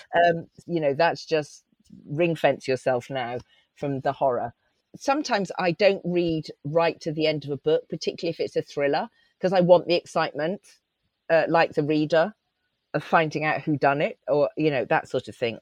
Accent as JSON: {"language": "English", "area": "Cotswolds, Gloucestershire", "region": "South West England", "country": "United Kingdom", "tie": "born or raised there", "also_born_or_lived": "Leeds", "accent": "West Country", "said": "I lived in a tiny rural Cotswold village. We moved there from Leeds uh, when I was three."}